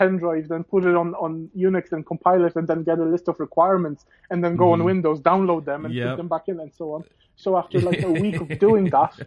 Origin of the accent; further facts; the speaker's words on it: Poland; English is a second language; moved away as an adult; now in Ireland; I was born in Poland and I've only come to Ireland when I was 18.